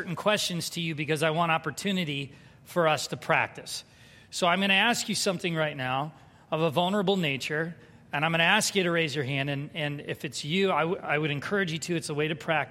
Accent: San Diego, California, United States; moved away; I grew up in San Diego

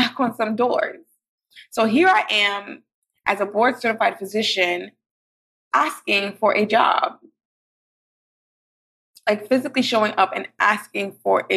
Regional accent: New York City, New York, United States; I grew up in Brooklyn

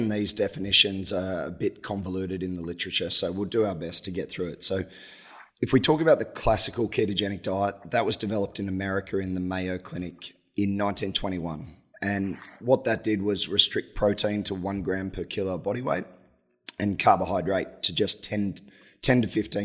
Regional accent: Australia; moved away; I'm Australian

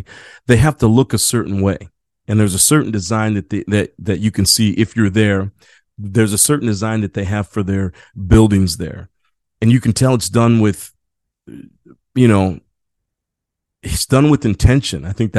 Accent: San Diego, California, United States; I'm from San Diego, California, so I don't hang out, in the mountains of Colorado.

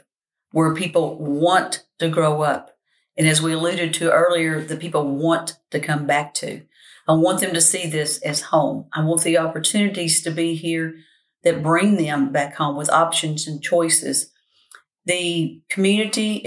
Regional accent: Winchester, Kentucky, United States; I was born here, lived here, and plan to die here because that's the way I feel about Winchester. It is my hometown.

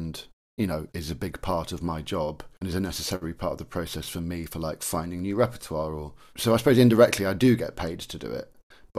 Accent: Cambridgeshire, East of England, United Kingdom; And so I grew up in Cambridgeshire.

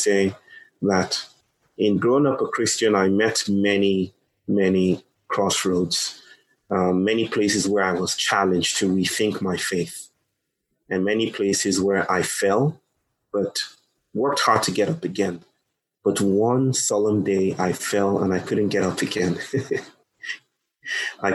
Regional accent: Lagos, Nigeria; also born or lived in United States; now in Chennai, India; I come from Nigeria. I was born in Nigeria. And in Nigeria, in Lagos, probably the most populous city in Nigeria

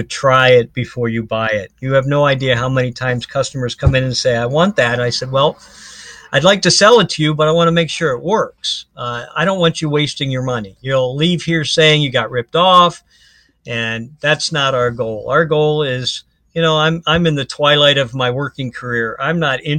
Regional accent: Ohio, United States; moved away as an adult; now in Florida, United States; I'm from Ohio, so I'm a diehard Browns fan

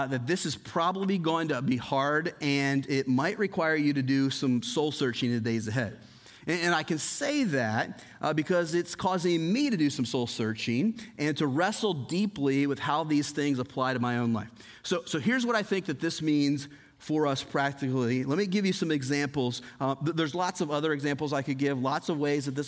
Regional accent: United States; I am an American citizen

